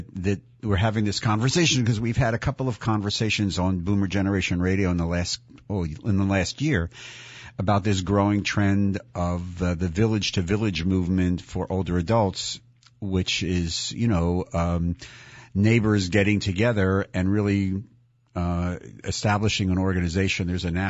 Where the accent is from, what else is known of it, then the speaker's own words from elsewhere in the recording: Philadelphia, Pennsylvania, United States; growing up in Philly